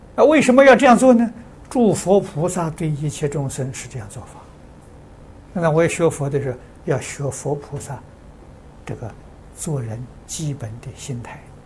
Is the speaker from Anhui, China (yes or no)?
yes; Anhui, China; moved away; 这个安徽，我老家那边